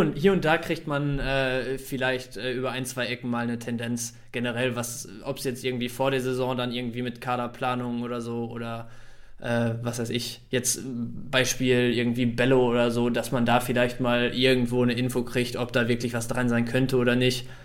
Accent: Bielefeld, North Rhine-Westphalia, Germany; also born or lived in Dortmund; Ich bin im Prinzip mein Leben lang schon hier

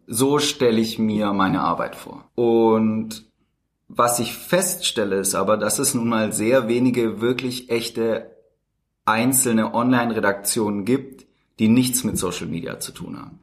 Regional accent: Tübingen area, near Stuttgart, Baden-Württemberg, Germany; moved away as an adult; now in Berlin, Germany; Also ich bin aufgewachsen im Speckgürtel von Tübingen, mhm. in der Nähe von Stuttgart.

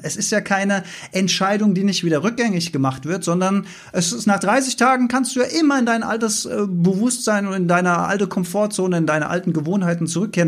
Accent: Germany; ich bin ja als, als Deutscher mit dem Mindset aufgewachsen, dass Deutschland ein sehr grünes Land ist

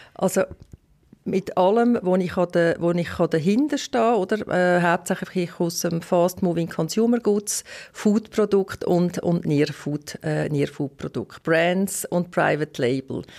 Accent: Western Switzerland, Romandy, Switzerland; und zusätzlich bin ich auch in der Westschweiz aufgewachsen

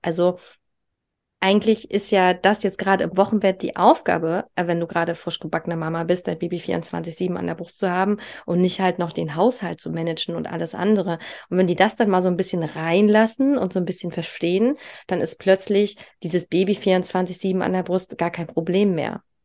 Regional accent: East Germany, Germany; ich komme halt aus Ostdeutschland. Und ich weiß noch, die, die Kitas da, äh, die haben alle nur bis mittags auf. Und ich bin halt, wie gesagt, ich bin ein DDR-Kind, bei uns war üblich, ja, ne, zehn Stunden jeden Tag, also ich bin mit äh, fünf Monaten in die Krippe gekommen

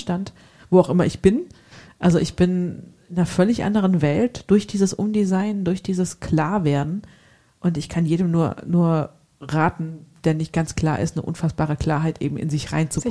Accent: Hesse, Germany; accent: Hessian; Also als Hesse mit G und K ist nicht so einfach

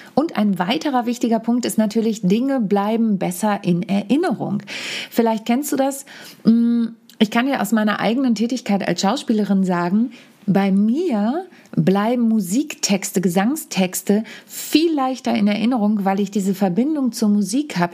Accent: home Samtgemeinde, Lower Saxony, Germany; Neujahrsempfang meiner Heimat Samtgemeinde

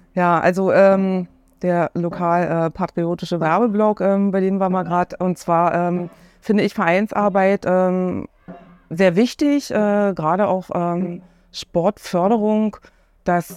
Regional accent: Cottbus, Brandenburg, Germany; moved away as an adult; also born or lived in Oranienburg / Bernau; ich bin gebürtige Cottbusserin

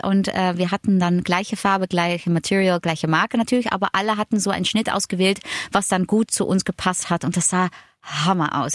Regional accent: Netherlands; German is a second language; moved away; also born or lived in Germany; als Holländerin

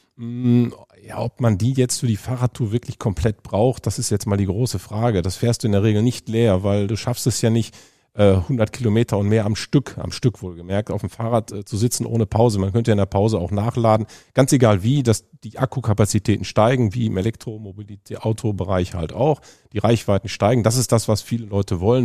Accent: Düsseldorf, North Rhine-Westphalia, Germany; ich bin geboren in Düsseldorf

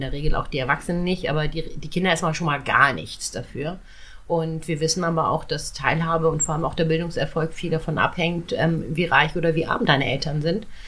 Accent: Schleswig-Holstein, Germany; bei uns in Schleswig-Holstein

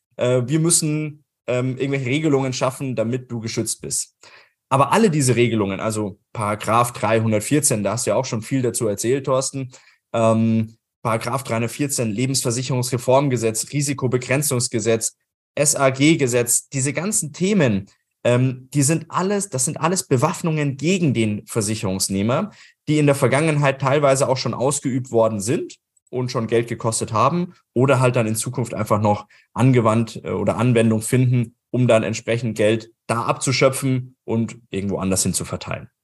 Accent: Germany; wir das in Deutschland oder in Österreich gemacht haben

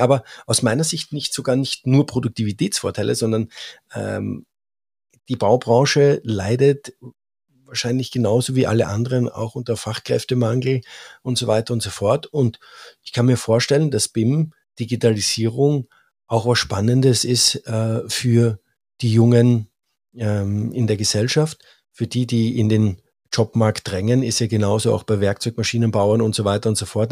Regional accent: Austria; als Österreicher

